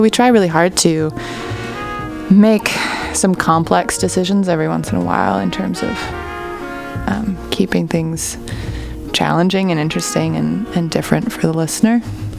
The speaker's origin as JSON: {"language": "English", "region": "Ontario", "country": "Canada", "tie": "born there", "said": "I'd always wanted to go back to Toronto because I was born in Ontario."}